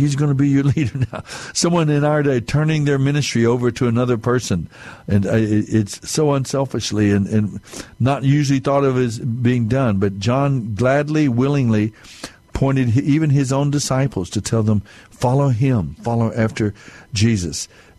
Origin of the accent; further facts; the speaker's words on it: Dumas, Texas, United States; born there; put that I was born in Dumas, Texas, because that's where he had his practice.